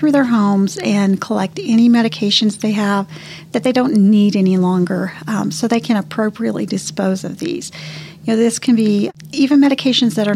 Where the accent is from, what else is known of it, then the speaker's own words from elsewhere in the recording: Canyon, Texas, United States; also born or lived in Houston, Texas; I grew up in Canyon, just outside of Amarillo